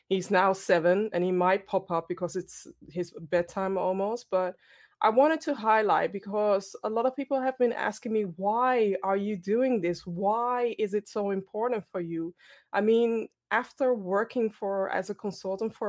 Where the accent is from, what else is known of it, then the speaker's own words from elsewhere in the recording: Amsterdam, North Holland, Netherlands; based in the Netherlands, born and raised in Amsterdam, Ghanaian background